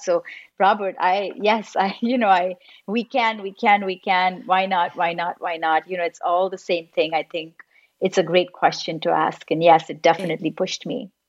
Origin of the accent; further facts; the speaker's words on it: Mumbai, Maharashtra, India; moved away; also born or lived in Los Angeles; I was born and raised in Mumbai and then I lived in Los Angeles for most of my life